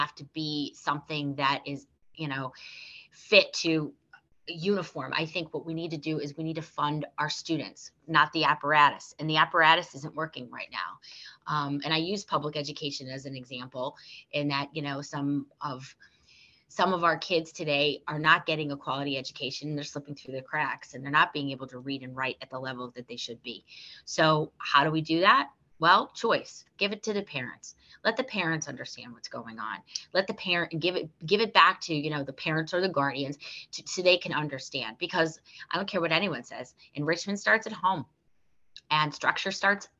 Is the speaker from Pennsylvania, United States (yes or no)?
yes; Scranton, Pennsylvania, United States; I'm from the city of Scranton. So I was educated in Scranton